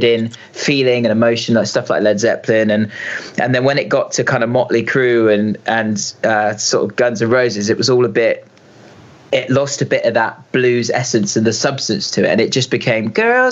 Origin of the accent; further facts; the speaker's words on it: Reading, South East England, United Kingdom; we're both from Reading. We grew up together.